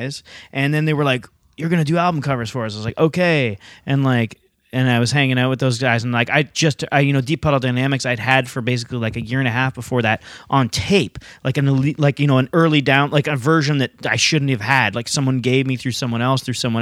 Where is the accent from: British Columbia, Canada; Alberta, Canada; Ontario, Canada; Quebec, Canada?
Ontario, Canada; London; moved away as an adult; also born or lived in Halifax, Nova Scotia; I grew up in London, like going to hardcore punk shows